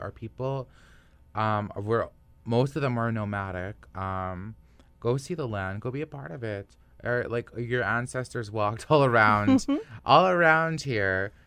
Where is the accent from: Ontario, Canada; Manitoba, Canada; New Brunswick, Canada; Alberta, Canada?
Manitoba, Canada; Nisichawayasihk Cree Nation; now in Winnipeg, Canada; I was growing up in the Nishichi-Waititi Korean Nation